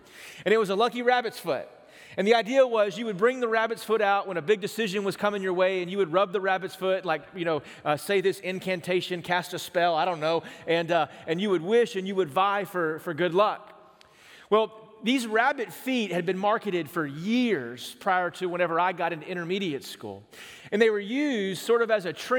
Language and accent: English; East Texas, United States; moved away; I grew up in East Texas